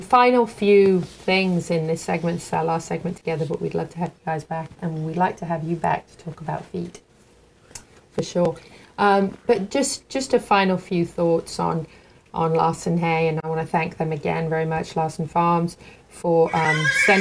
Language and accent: English; England, United Kingdom; moved away; growing up in England